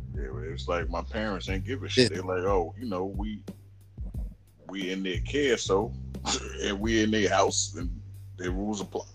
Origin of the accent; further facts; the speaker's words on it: New York City, New York, United States; when I was growing up in Queens